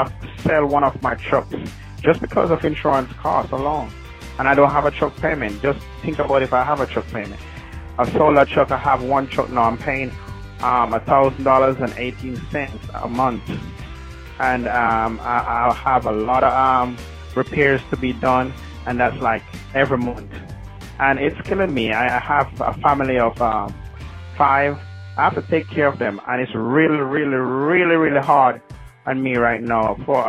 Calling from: Athens, Georgia, United States; with owner of Semester Transportation. Yeah, I'm calling, and I'm operating out of Athens, Georgia.

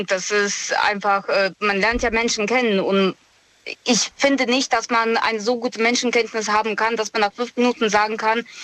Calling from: Moosbach, Germany; ich komme aus Moosbach.

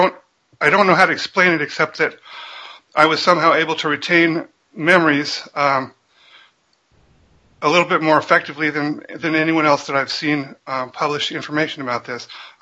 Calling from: Auburn, Washington, United States; I'm in Seattle, just south of Seattle.

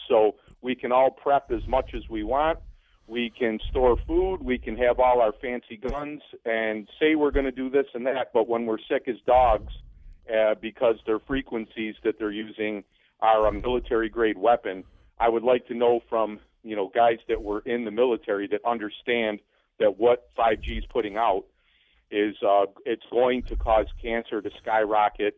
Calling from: Kirkville, New York, United States; I'm calling from Kirkville, New York

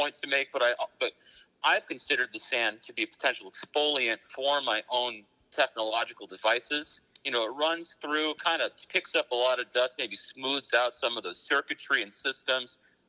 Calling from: Honolulu, Hawaii, United States; Me, I'm calling from the beautiful town of Honolulu, Hawaii. I'm in Waikiki Beach right now

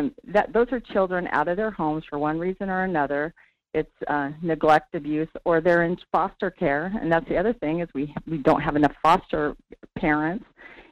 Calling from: Sterling, Alaska, United States; calling from Sterling.

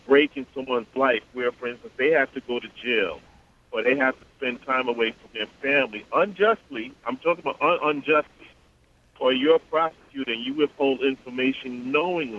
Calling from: Long Island, New York, United States; I'm calling from Long Island.

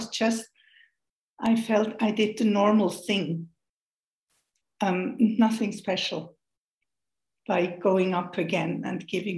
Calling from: Switzerland; I'm joining you from Switzerland, where we watch very much the hour.

